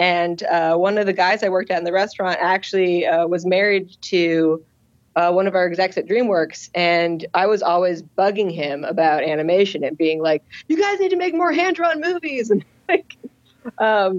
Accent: Los Angeles, California, United States; growing up in Los Angeles

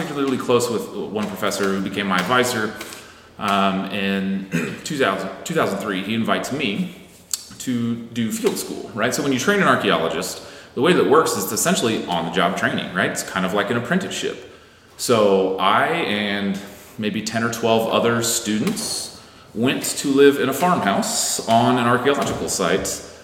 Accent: Indiana, United States; I grew up in Indiana

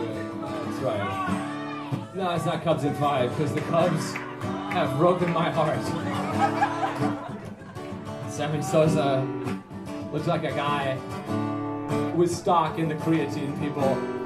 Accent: Southern California, United States; we're from Southern California

